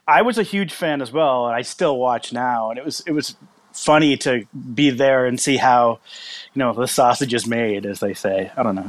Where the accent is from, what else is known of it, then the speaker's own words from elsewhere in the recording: Massachusetts, United States; moved away as an adult; also born or lived in Kansas City; from Massachusetts, and I lived there until I was probably 20, and then I moved to Kansas City